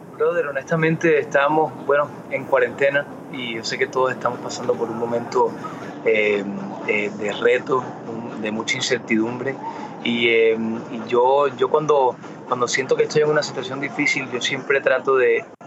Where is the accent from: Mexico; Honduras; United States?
United States; Miami, Florida; first language Spanish; Nací y me crié en Miami